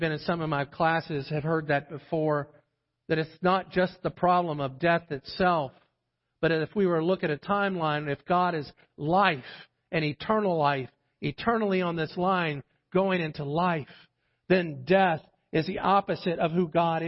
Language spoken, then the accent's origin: English; St. John's River, Florida, United States; moved away; I grew up on the St. John's River down in the state of Florida